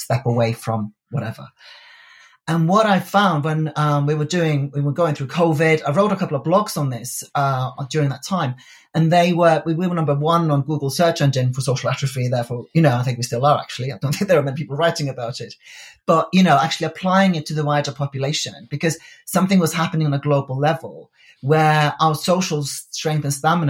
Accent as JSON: {"language": "English", "country": "Iceland", "moved": "yes", "said": "I come from Iceland originally. It's a very small country."}